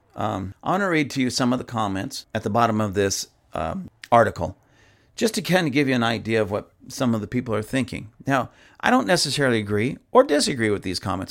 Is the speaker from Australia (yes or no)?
no; United States